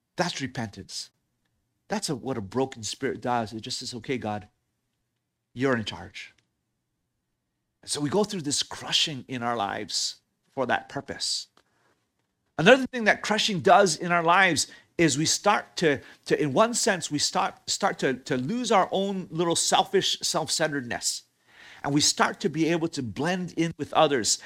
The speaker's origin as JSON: {"language": "English", "region": "Hawaii", "country": "United States", "tie": "born or raised there", "said": "I grew up in Hawaii"}